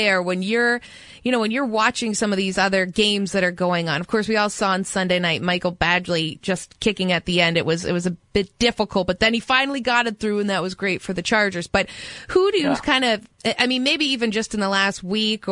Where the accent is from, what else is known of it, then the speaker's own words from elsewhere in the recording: Canada; I'm Canadian